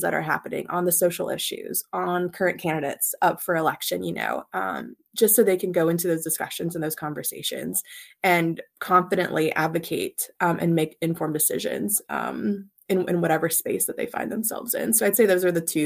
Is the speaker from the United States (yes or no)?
yes; Kentucky, United States; moved away as an adult; also born or lived in Alabama / Washington, D.C.; born and raised in Kentucky, grew up on a farm, really love my hometown and my home state